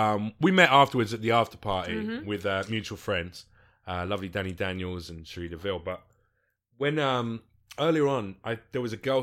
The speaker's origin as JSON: {"language": "English", "country": "United Kingdom", "said": "you know, I'm British and obviously, clearly, a fucking ghetto gangster."}